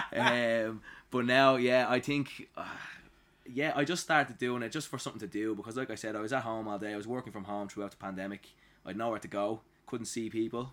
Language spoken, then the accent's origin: English; Dublin, Leinster, Ireland; I was born and raised in Dublin